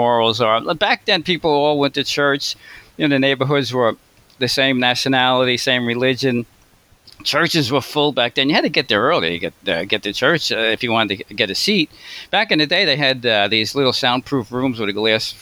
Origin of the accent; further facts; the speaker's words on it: New York City, New York, United States; now in New Jersey, United States; right now I live in New Jersey, but I was originally born in Brooklyn. So, yeah, I've been out here most of my life